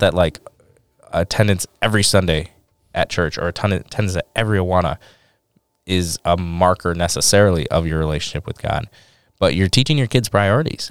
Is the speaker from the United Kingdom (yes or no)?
no; Detroit, Michigan, United States; I'm from Detroit